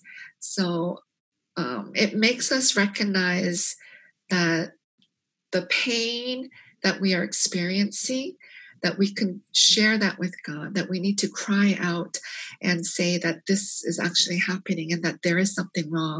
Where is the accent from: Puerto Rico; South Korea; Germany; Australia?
South Korea; also born or lived in Canada; now in United States; I was born in Korea and we immigrated to Canada in 1975. So living in 3 different countries